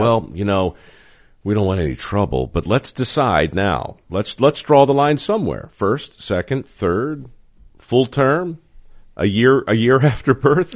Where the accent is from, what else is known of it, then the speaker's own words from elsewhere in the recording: Baltimore, Maryland, United States; moved away; I grew up in Baltimore